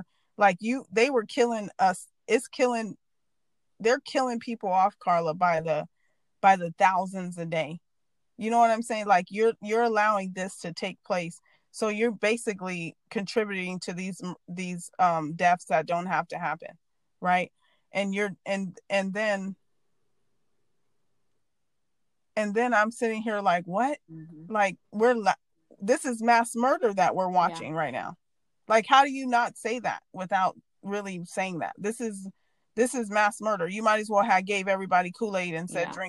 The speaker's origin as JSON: {"language": "English", "country": "United States", "said": "As an American"}